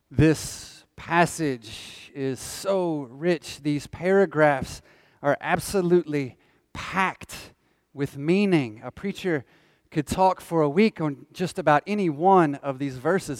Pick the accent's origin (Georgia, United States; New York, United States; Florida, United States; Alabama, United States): Georgia, United States; Northwest; I grew up in Northwest Georgia